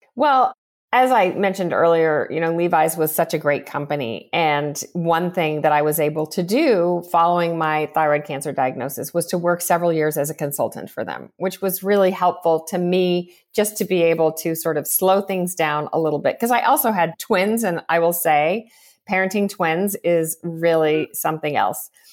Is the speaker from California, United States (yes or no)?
yes; Southern California, United States; growing up in Southern California